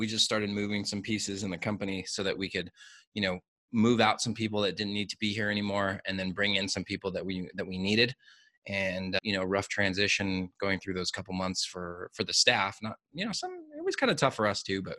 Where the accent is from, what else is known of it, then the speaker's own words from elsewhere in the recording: United States; now in Mexico; being an American, working in Mexico